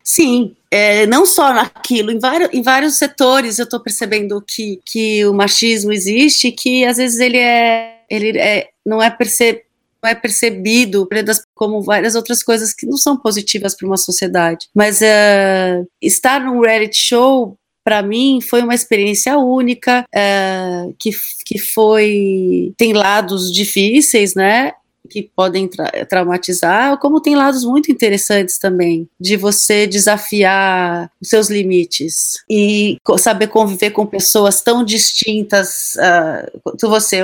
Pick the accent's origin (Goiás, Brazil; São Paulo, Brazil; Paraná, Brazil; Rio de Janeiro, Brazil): São Paulo, Brazil; a minha cidade, que é São Paulo, eu nasci em São Paulo